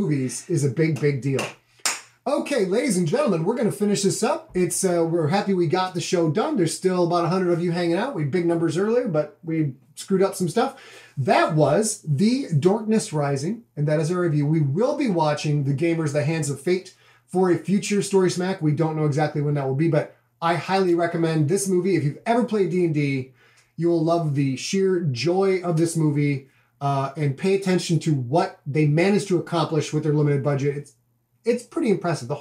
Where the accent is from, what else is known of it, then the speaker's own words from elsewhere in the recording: Cheboygan, Michigan, United States; Where I grew up in Sheboygan, Michigan